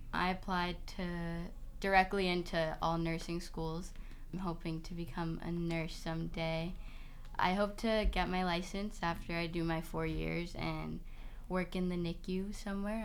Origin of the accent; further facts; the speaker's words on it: Boston, Massachusetts, United States; I'm from East Boston, it's a really small